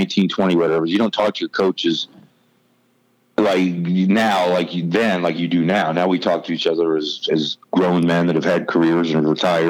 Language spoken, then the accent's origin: English; Virginia, United States; I grew up in Virginia